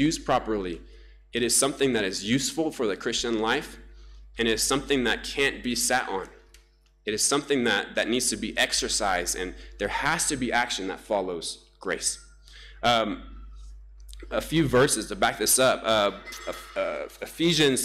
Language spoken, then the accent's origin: English; Namibia; moved away; my home country, Namibia, whom I love so much